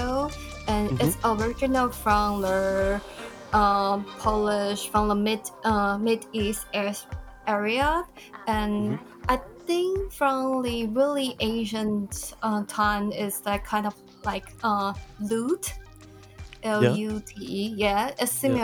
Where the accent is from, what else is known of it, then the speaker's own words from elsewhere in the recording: Taipei, Taiwan; I'm in Taipei. It's my hometown